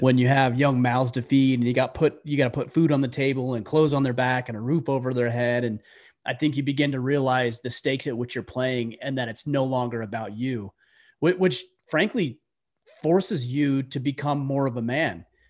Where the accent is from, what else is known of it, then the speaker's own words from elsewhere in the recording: Utah, United States; moved away as an adult; now in Maine, United States; I grew up primarily in Utah.